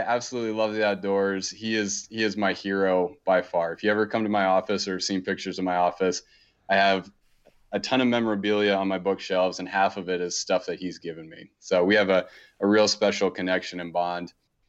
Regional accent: Maryland, United States; So growing up, I grew up on the East Coast in a pretty kind of typical suburb. We were about 30, 40 minutes outside of Baltimore, pretty close to DC.

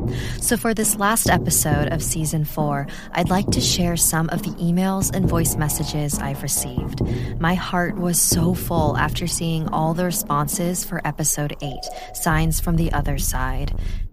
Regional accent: Las Vegas, Nevada, United States; moved away as an adult; now in Denver, United States; In the fall of 2014, I moved to Denver from my hometown of Las Vegas to start college and be closer to my dad and stepmom.

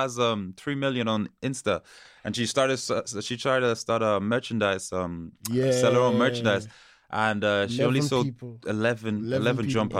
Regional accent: Mayo, Connacht, Ireland; I grew up in Mayo.

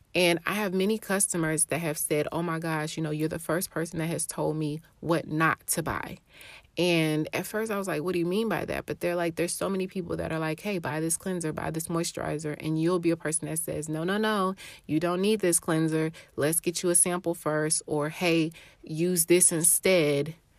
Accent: Atlanta, Georgia, United States; I'm from Atlanta, Georgia

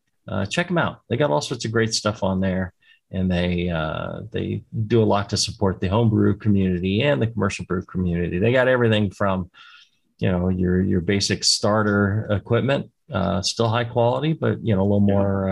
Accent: United States; as an American

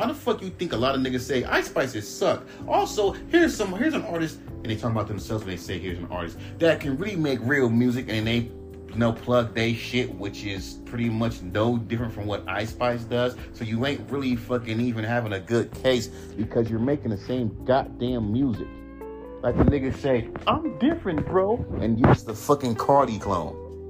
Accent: West Coast, United States; Oh, I'm from the West Coast. I live in Inglewood.

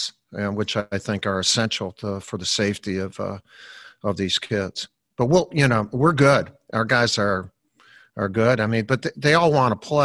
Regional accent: Chicago, Illinois, United States; when I was growing up in Chicago, we lived on in a Columbus Park schoolyard.

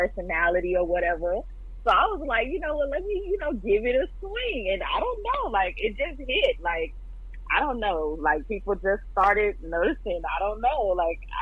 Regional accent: Dallas, Texas, United States; I am from Dallas, Texas.

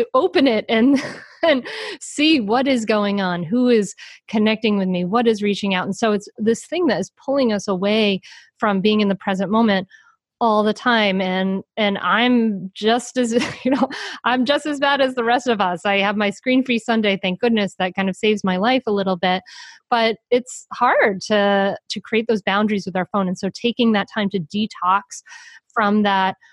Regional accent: Rhode Island, United States; I grew up in Rhode Island near the ocean.

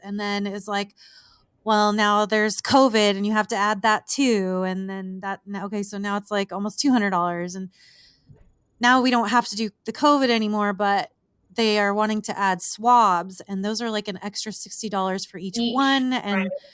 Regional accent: southern California, United States; moved away as an adult; now in Las Vegas, United States; i have grown up and spent my entire life just about like in the the desert of southern california

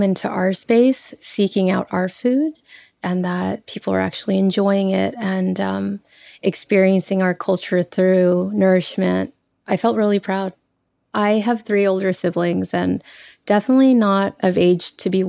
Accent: Dallas, Texas, United States; moved away as an adult; now in New York, United States; I was born and raised in Dallas. I lived there for the first 20 years of my life as a Vietnamese Texan

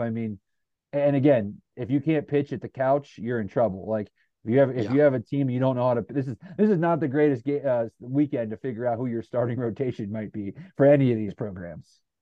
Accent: Northeast Ohio, United States; moved away; I grew up in Northeast Ohio

